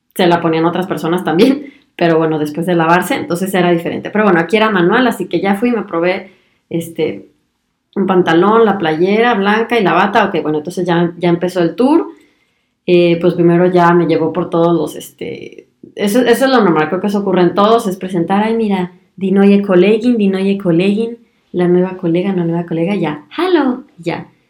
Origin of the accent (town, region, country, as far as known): Mexico; moved away as an adult; now in Germany